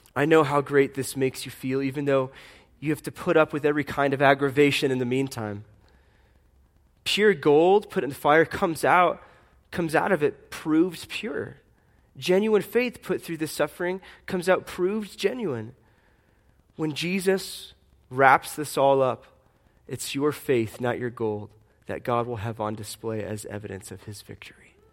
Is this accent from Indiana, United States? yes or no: yes; Fort Wayne, Indiana, United States; I was born in Fort Wayne, Indiana in 1983